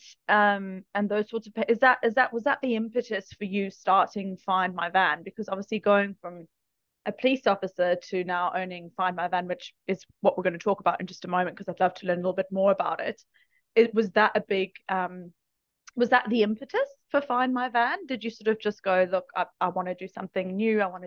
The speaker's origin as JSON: {"language": "English", "country": "South Africa", "moved": "yes", "lives_now": "Australia", "said": "I'm from South Africa"}